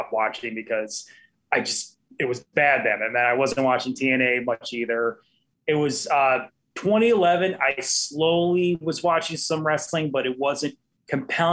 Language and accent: English; Naperville, Illinois, United States; I'm actually from Naperville, which is a Chicago suburb